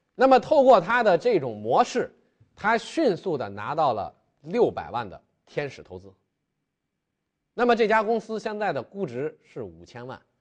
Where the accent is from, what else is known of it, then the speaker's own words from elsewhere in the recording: China; 我们中国人的特性，大家都非常喜欢玩手机